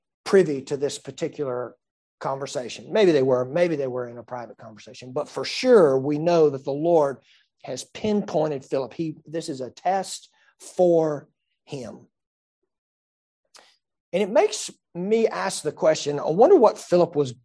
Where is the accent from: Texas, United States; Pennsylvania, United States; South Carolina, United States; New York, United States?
South Carolina, United States; Greenville County; I was born and raised here in Greenville County, and I've lived most of my life here in the upstate